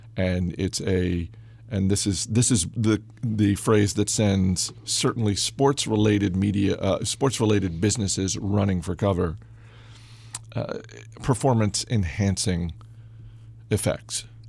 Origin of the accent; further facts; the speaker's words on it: Maine, United States; moved away; also born or lived in Massachusetts; I'm from Maine